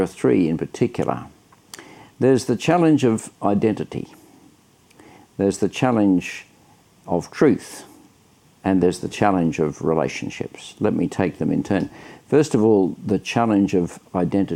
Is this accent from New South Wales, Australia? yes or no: yes; Sydney, New South Wales, Australia; I'm from Sydney, Australia.